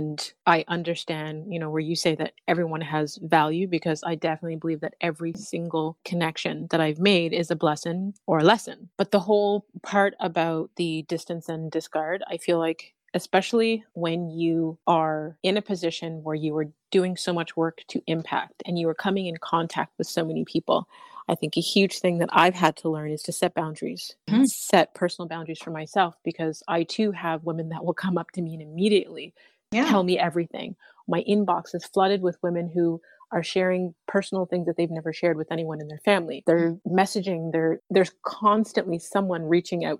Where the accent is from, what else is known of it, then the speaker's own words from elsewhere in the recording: Canada; although I was born here in Canada, my parents are from Jamaica